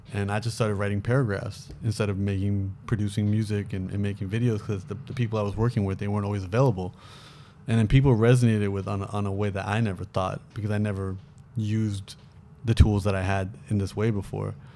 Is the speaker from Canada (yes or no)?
yes; Toronto, Ontario, Canada; moved away as an adult; now in Los Angeles, United States; me growing up in Toronto